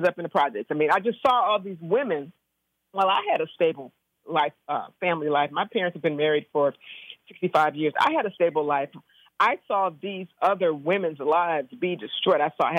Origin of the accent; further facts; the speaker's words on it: Compton, California, United States; I grew up in Compton. I'm a product of the Compton school system.